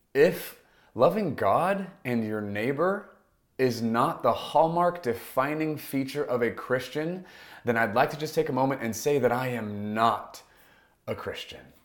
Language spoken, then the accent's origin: English; United States; I am an American, and I'm happy to be one